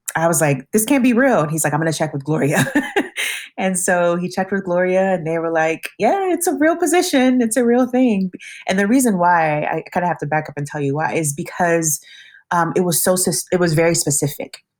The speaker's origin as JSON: {"language": "English", "region": "West Coast", "country": "United States", "also_born_or_lived": "New York", "moved": "as an adult", "lives_now": "Madison, United States", "said": "being from the West Coast"}